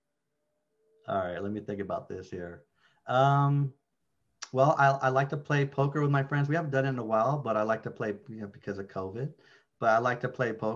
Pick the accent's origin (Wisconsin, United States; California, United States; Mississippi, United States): California, United States; San Francisco; Grew up in San Francisco, both of us